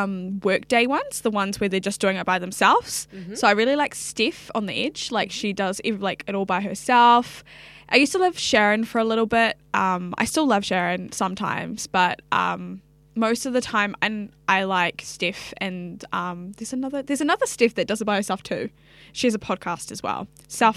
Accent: Hamilton, Waikato, New Zealand; also born or lived in Sydney, Australia; now in Auckland, New Zealand; I grew up in Hamilton

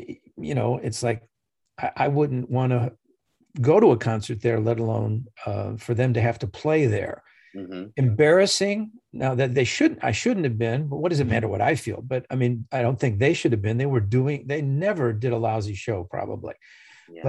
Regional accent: Chicago, Illinois, United States; Chicago, Illinois.

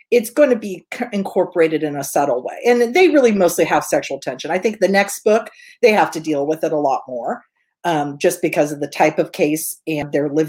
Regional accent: Northern California, United States; I'm from Northern California.

